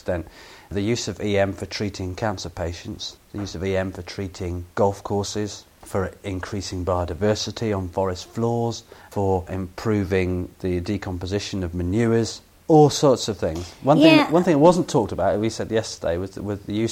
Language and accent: English; England, United Kingdom; as an Englishman